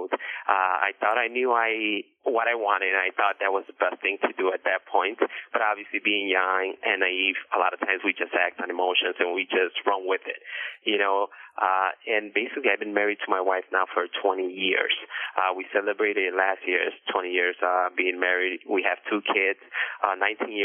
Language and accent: English; Chicago, Illinois, United States; I was born and raised in Chicago